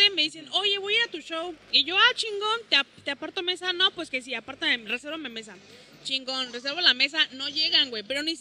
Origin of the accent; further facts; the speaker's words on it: Veracruz, Mexico; now in Cancún, Mexico; La verdad es que yo vivo acá en Cancún hace siete años, yo soy de Veracruz